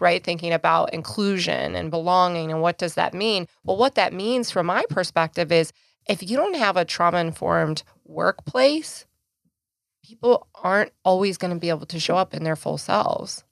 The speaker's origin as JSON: {"language": "English", "region": "Idaho", "country": "United States", "moved": "yes", "said": "my home state, back in Idaho"}